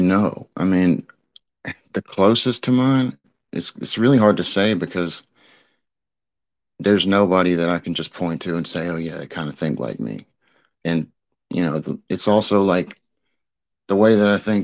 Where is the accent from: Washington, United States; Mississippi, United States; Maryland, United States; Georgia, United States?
Mississippi, United States; South; I'm from South Mississippi, so, you know, it's deep red here.